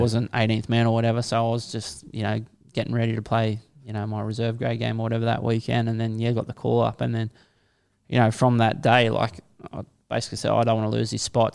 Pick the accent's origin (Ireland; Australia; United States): Australia; Kiama, New South Wales; born or raised there; also born or lived in St George, Sydney